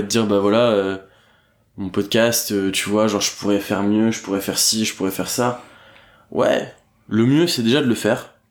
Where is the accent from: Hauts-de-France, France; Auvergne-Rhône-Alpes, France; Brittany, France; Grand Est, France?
Hauts-de-France, France; Dunkirk; now in Paris, France; Je viens de Dunkerque, j'y suis très rarement, je vais voir mes parents de temps en temps.